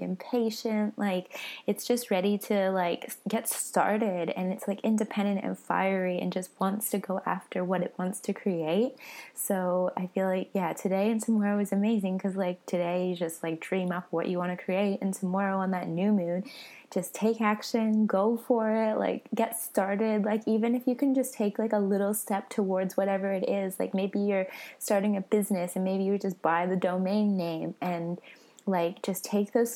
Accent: Vancouver, British Columbia, Canada; moved away as an adult; now in Australia; I was born in Vancouver and I moved to Australia when I was 22

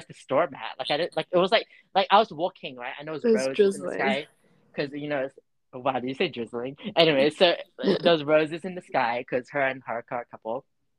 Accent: Dubai, United Arab Emirates; I'm Jubanese. I'm from Dubai.

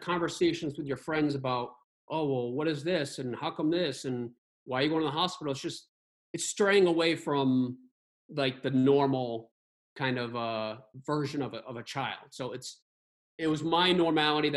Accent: Barrington, United States; kids I grew up with in Barrington

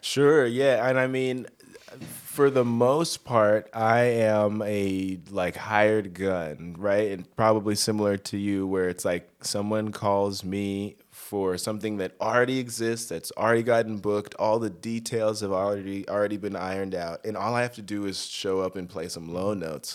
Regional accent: Denver, Colorado, United States; moved away as an adult; also born or lived in Northern California; now in Los Angeles, United States; I grew up in Denver.

